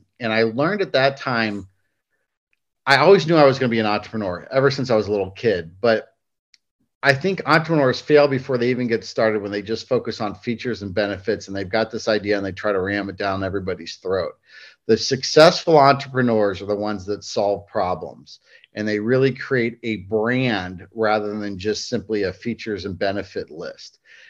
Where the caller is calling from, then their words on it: Hilton Head Island, South Carolina, United States; I'm coming in from Hilton Head Island, South Carolina. And it's kind of funny, we just moved down here several months ago